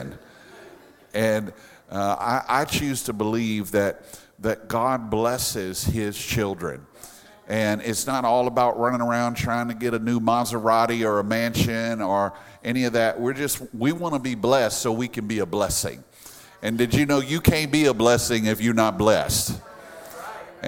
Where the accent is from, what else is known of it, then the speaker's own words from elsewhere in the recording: Louisiana, United States; now in South Florida, United States; we're from Louisiana